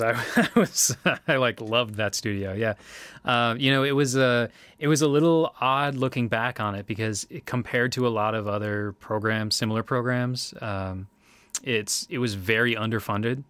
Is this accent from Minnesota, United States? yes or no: yes; Winona, Minnesota, United States; moved away; also born or lived in Oshkosh, Wisconsin; I'm from Winona, Minnesota. Uh, that's where I was born and raised